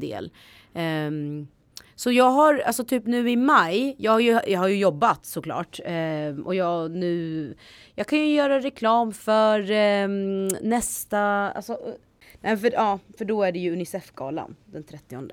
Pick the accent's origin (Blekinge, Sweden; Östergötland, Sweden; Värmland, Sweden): Östergötland, Sweden; accent: östgötska; min östgötska